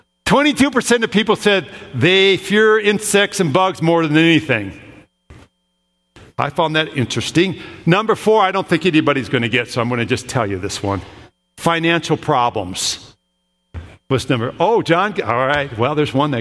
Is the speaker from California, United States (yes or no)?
no; Minnesota, United States; I grew up in Minnesota.